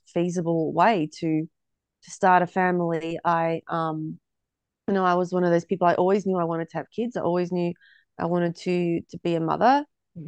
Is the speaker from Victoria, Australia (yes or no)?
no; Hobart, Tasmania, Australia; moved away as an adult; also born or lived in Melbourne, Australia; now in Ballarat, Australia; originally from Tassie. Came to Melbourne 2012 and then I decided I wanted to raise my family in a smaller town because I grew up in Hobart